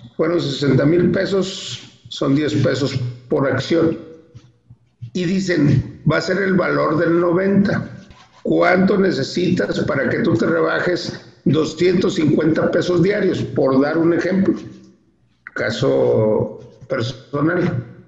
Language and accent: Spanish; Torreón, Coahuila, Mexico; yo soy de Torreón, Coahuila.